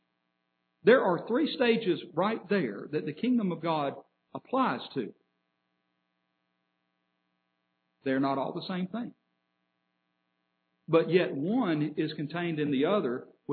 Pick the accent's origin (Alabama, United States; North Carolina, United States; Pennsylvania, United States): Alabama, United States; Birmingham; I can tell somebody I'm from Alabama. I'm completely right. I could tell somebody I'm from the city of Birmingham. I'm completely right.